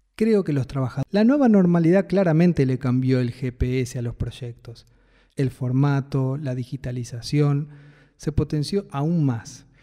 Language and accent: Spanish; Buenos Aires, Argentina; Soy de Capital Federal